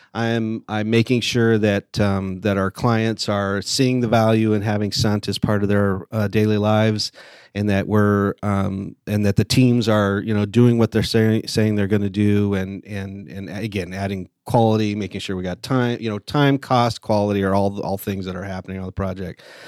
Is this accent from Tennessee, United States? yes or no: no; Lake Elsinore, California, United States; also born or lived in Murrieta, California; I grew up in Southern California. I went to, uh, a little, little high school called Lake El, Elsinore High School